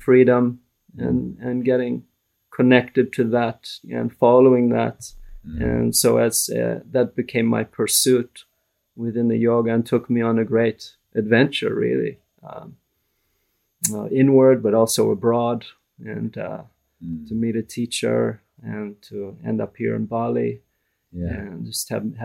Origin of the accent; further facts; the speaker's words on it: Vancouver, British Columbia, Canada; I grew up in Vancouver, in Canada, in a very ordinary non-religious family